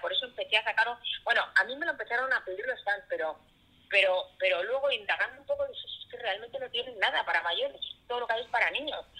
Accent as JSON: {"language": "Spanish", "region": "Catalonia", "country": "Spain", "said": "yo soy catalana"}